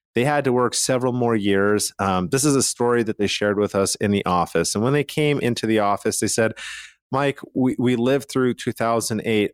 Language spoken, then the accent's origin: English; Calgary, Alberta, Canada; now in Utah, United States; I'm from Calgary, Canada